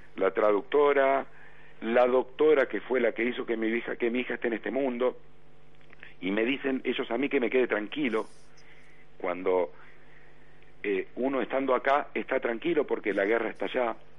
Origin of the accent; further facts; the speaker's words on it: Argentina; soy argentino